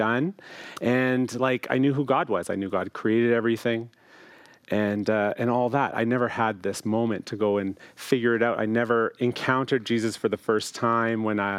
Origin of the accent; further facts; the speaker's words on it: Chatham, Ontario, Canada; moved away as an adult; also born or lived in Toronto, Canada / Hamilton, Canada / Oakville, Canada; I was called to pastor a beautiful community near my hometown where my parents live in Chatham, Ontario